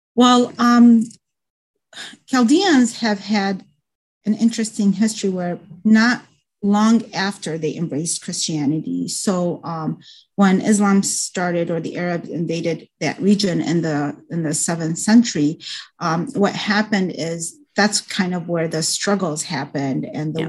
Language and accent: English; United States; also born or lived in Baghdad, Iraq; I was raised in the United States